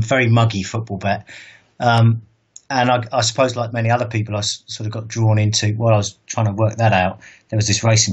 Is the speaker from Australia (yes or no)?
no; Bournemouth, South West England, United Kingdom; moved away as an adult; also born or lived in London; So I'm originally from Bournemouth. I was born and raised there. I moved to London when I was 21